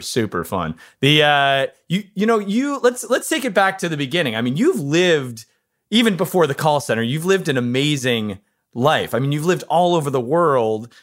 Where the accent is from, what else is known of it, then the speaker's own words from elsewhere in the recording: Ann Arbor, Michigan, United States; I'm from Michigan, and in Ann Arbor, Michigan, where I'm from